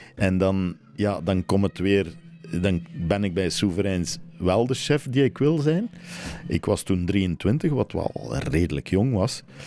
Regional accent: Flanders, Belgium; moved away as an adult; also born or lived in France; als Belg

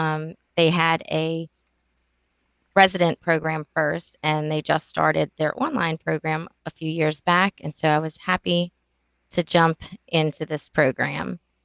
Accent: New Orleans, Louisiana, United States; I'm from New Orleans, Louisiana

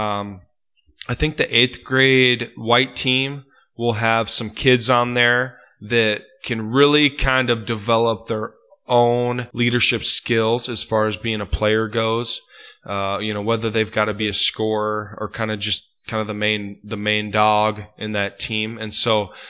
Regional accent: Osmond, Nebraska, United States; I grew up in Osmond

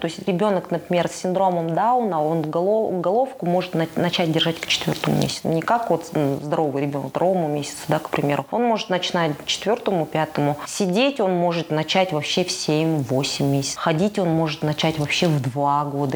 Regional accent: Kazakhstan; в чужом городе, в чужой стране, и где ты как белая ворона, казашка, все вокруг у тебя русские голубоглазые

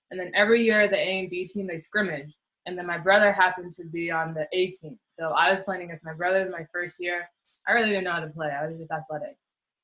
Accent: Montreal, Quebec, Canada; moved away as an adult; also born or lived in Turkey / Poland; I grew up, for the most part, I grew up in La Chine. So La Chine, Dorval area.

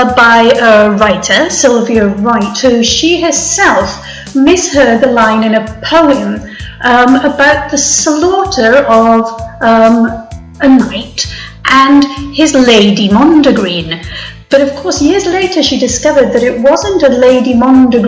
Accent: Wales, United Kingdom; I'm Welsh

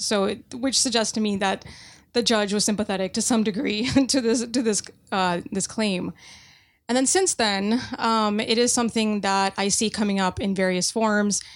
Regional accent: United States; an American Muslim

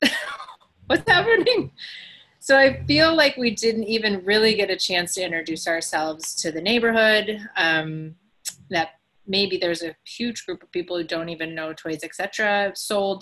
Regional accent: Wisconsin, United States; moved away as an adult; also born or lived in Chicago suburbs, Illinois / Green Bay, Wisconsin / Los Angeles, California; now in Chicago, United States; I was born in the suburbs of Chicago, grew up in Wisconsin, went to school in Green Bay, St. Norbert, and lived

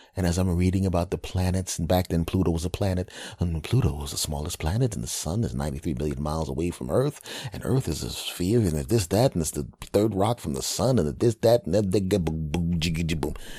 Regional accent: Philadelphia, Pennsylvania, United States; also born or lived in New York / California; now in New Jersey, United States; As a Philadelphia person who was, who's living in New Jersey now and, ah, is originally from Philadelphia

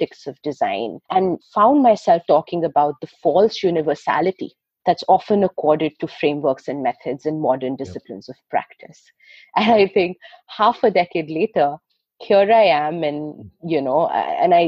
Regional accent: New Delhi, Delhi, India; my years growing up in New Delhi

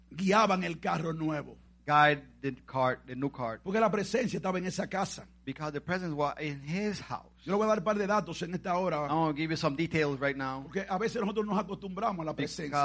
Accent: Macorís, Dominican Republic; Cuando yo estaba en Macorís, allá, ay

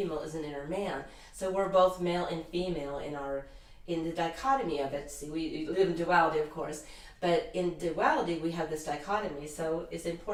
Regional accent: United States; here I'm an American

